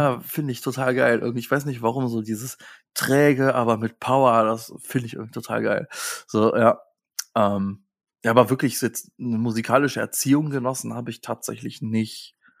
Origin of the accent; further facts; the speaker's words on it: Hilden, North Rhine-Westphalia, Germany; moved away; also born or lived in Hesse; ich komme aus Hilden.